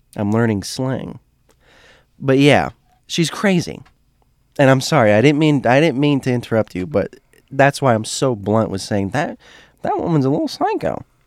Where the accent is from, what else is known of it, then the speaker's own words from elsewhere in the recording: Florida, United States; I grew up in Florida